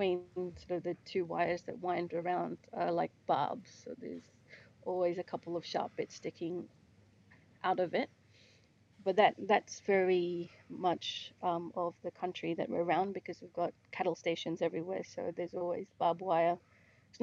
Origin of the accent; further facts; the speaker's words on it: Fitzroy Crossing, Western Australia, Australia; I'm Bunuba from Fitzroy Crossing area, Wamangetti, which is Great Sandy Desert